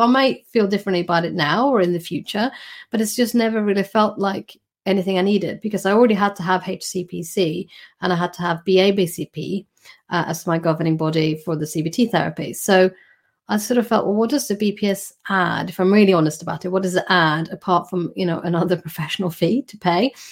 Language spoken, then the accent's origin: English; Sweden; moved away as an adult; now in United Kingdom; I was born in Sweden and I did my, my doctoral training there